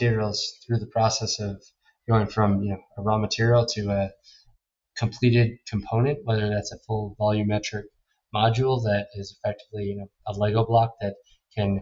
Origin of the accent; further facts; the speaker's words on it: New York, United States; also born or lived in St. Louis; I grew up in New York